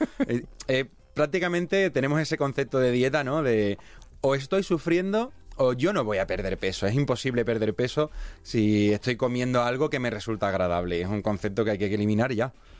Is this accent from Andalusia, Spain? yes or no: yes; Seville, Andalusia, Spain; moved away as an adult; now in Segovia, Spain; yo soy de Sevilla, me mudé a Segovia